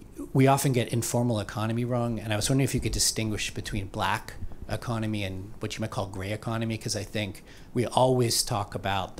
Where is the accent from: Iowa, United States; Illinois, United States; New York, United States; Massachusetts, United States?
Massachusetts, United States; Boston; I'm from Boston